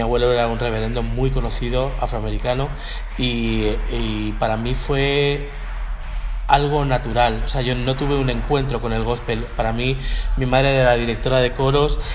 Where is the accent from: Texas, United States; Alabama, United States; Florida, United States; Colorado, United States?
Florida, United States; Miami; moved away; Yo me crié en Miami, en allí en Florida